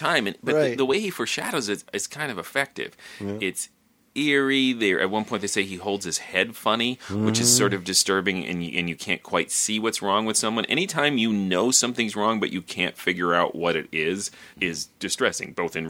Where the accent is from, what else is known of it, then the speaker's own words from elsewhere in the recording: Minnesota, United States; I'm Minnesotan